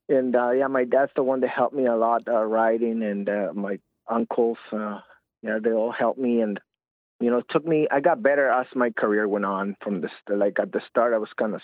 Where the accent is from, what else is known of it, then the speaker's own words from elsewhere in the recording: Tijuana, Baja California, Mexico; moved away; also born or lived in San Diego; I was born in San Diego, and I was raised in Tijuana, Mexico.